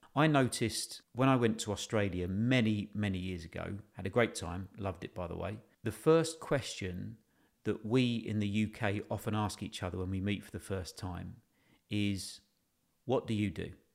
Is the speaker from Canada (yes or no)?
no; United Kingdom; we're British